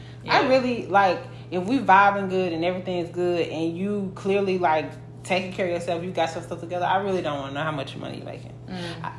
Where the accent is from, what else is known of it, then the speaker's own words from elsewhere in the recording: Memphis, Tennessee, United States; I'm from Memphis